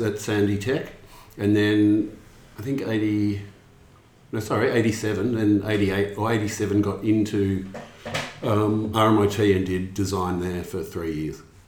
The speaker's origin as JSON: {"language": "English", "town": "Melbourne", "region": "Victoria", "country": "Australia", "also_born_or_lived": "London", "said": "from Melbourne originally."}